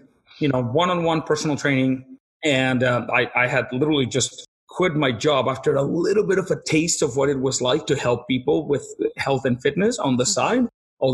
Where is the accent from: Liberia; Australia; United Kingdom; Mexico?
Mexico; moved away as an adult; also born or lived in Peru; now in Nanaimo, Canada; I grew up in Mexico. When I was about 21 years old, I lived in Peru for about a year